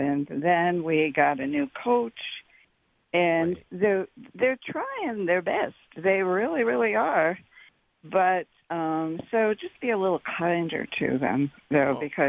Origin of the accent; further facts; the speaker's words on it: Akron, Ohio, United States; moved away; Oh, nothing. I'm from Akron, Ohio, and I love what you say about LeBron James. And the first year that I moved down here